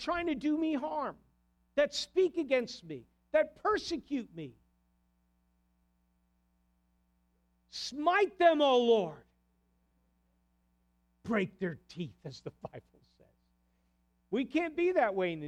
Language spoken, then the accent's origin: English; New Jersey, United States; moved away; also born or lived in New York; I'm from New Jersey